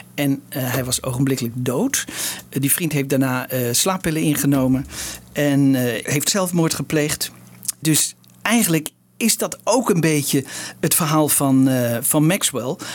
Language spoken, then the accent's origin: Dutch; Netherlands; als Nederlander